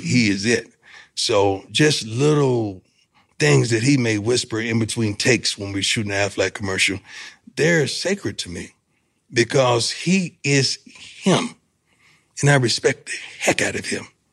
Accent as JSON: {"language": "English", "region": "Florida", "country": "United States", "said": "I'm from Florida"}